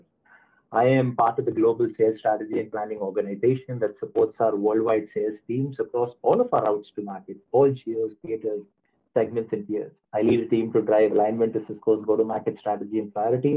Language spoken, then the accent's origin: English; India; I'm originally from India